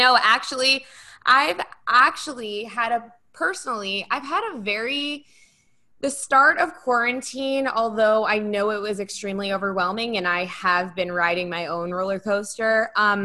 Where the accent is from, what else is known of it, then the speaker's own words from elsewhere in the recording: Philadelphia, Pennsylvania, United States; I'm from Philly